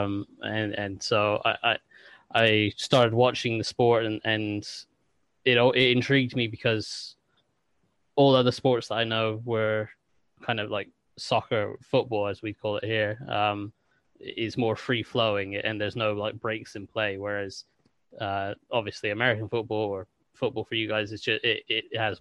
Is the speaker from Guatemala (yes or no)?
no; England, United Kingdom; also born or lived in Washington, D.C. area, United States; I am English, but when I was younger, my dad's job took us out to the States, and we lived near DC, and so I spent sort of 5 years as a kid growing up in the kind of DC area